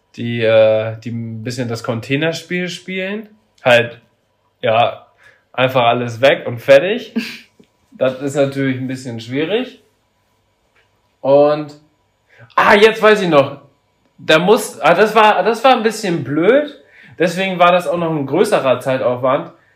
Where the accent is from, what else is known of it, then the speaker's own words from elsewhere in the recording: Papenburg, Lower Saxony, Germany; ich komme mal ursprünglich aus Papenburg. Und da war das so, dass wir da auch in so einer Siedlung gewohnt haben